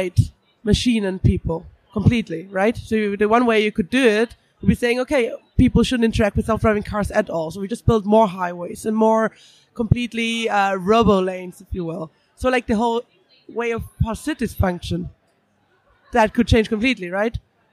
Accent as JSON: {"language": "English", "region": "Vienna", "country": "Austria", "moved": "yes", "lives_now": "London, United Kingdom", "said": "I'm from Vienna, live in London"}